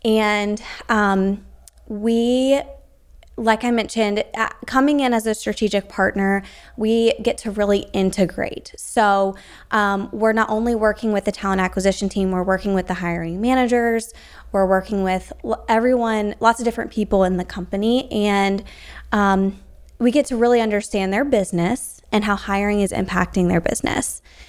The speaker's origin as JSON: {"language": "English", "region": "South Carolina", "country": "United States", "said": "I'm from South Carolina."}